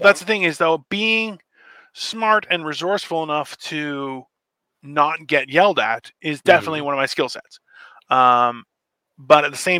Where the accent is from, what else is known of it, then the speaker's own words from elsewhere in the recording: Canada; I'm a Canadian citizen.